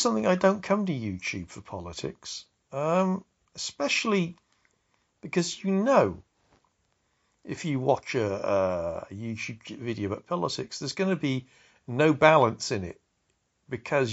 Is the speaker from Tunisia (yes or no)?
no; Wiltshire, South West England, United Kingdom; I come from Wiltshire.